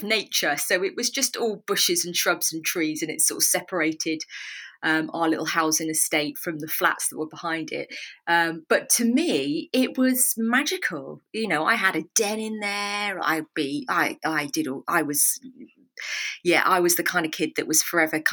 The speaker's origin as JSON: {"language": "English", "town": "Swindon", "region": "South West England", "country": "United Kingdom", "tie": "born or raised there", "moved": "as an adult", "lives_now": "Berkshire, United Kingdom", "said": "I grew up in Swindon. I was born in Swindon and lived there until, late 20s, early 30s."}